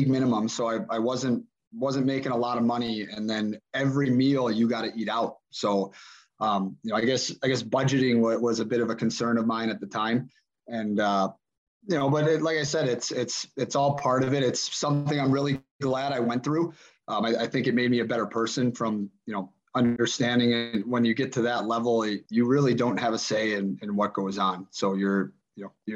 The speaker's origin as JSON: {"language": "English", "town": "Chicago", "region": "Illinois", "country": "United States", "tie": "born or raised there", "moved": "yes", "said": "growing up in Chicago"}